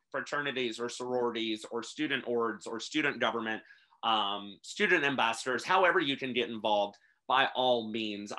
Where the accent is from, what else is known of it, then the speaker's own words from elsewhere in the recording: Princeton, West Virginia, United States; I'm originally from Princeton, West Virginia, which is the very bottom of the state. I actually went to Montcalm High School